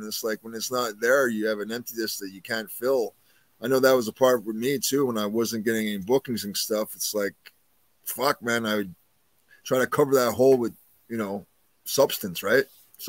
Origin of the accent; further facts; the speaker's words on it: Canada; we're both Canadian.